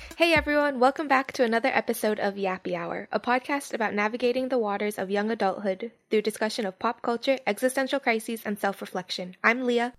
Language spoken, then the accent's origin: English; Hawaii, United States; I was from Hawaii